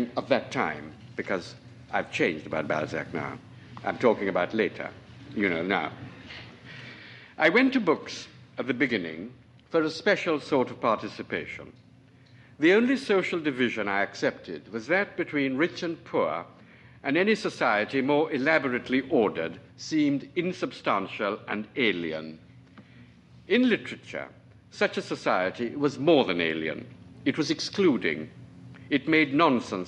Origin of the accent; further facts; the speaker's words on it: Trinidad & Tobago; moved away; I was born on Trinidad, which is a little island at the mouth of the Orinoco